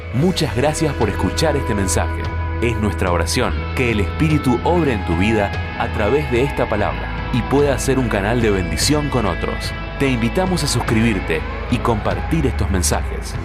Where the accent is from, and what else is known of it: Argentina